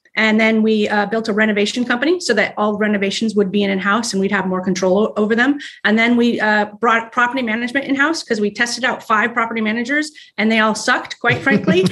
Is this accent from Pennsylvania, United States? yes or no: no; Arizona, United States; also born or lived in Texas; now in Ohio, United States; we're from Texas, well, Arizona, Arizona